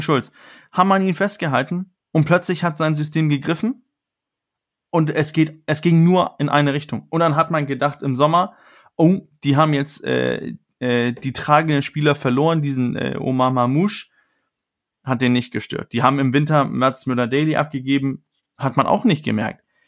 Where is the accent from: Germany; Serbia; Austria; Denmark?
Denmark; als Däne